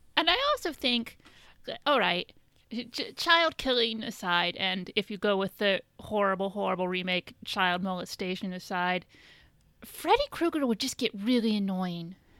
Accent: about three hours from Chicago, Midwest, United States; moved away; I grew up, um, like, my hometown's about three hours

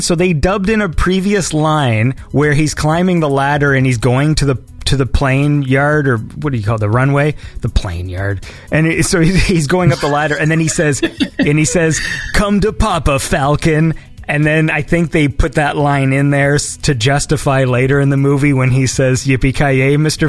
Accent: Canada; I'm Canadian

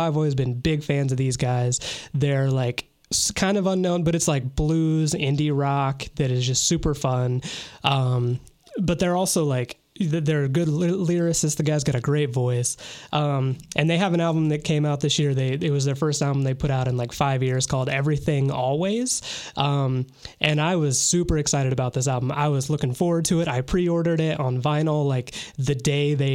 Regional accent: Wabash, Indiana, United States; Wabash, my hometown

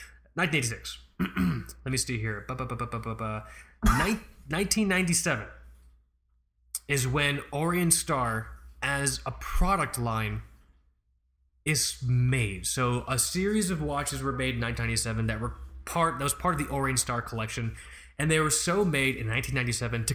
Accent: United States; I'm speaking as an American citizen

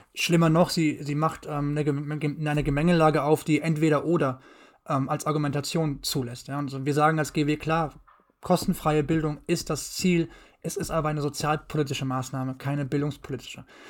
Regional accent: Mainz, Rhineland-Palatinate, Germany; bin gebürtiger Mainzer, komme aus dem wunderschönen Rheinland-Pfalz

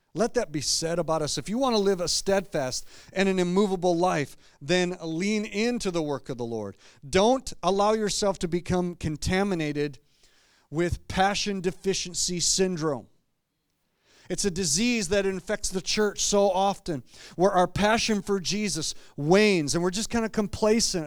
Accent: Clarkston, Michigan, United States; moved away as an adult; also born or lived in Grand Rapids, Michigan; I grew up in Clarkston, uh, Michigan, not too far from here, and until I moved to Grand Rapids years ago

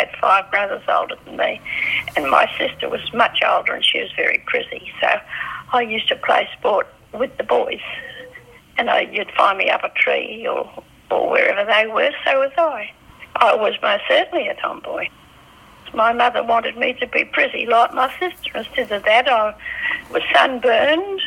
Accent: Perth, Western Australia, Australia; I was born the 27th of March, 1924, in Western Australia, Victoria Park, Enfield Street, at 9:30 p.m. at home

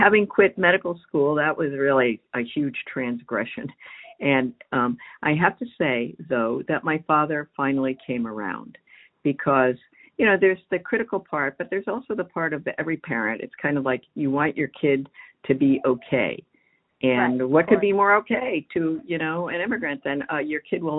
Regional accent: United States; I'm Chinese American, you know, or the daughter of immigrants who happen to be from China.

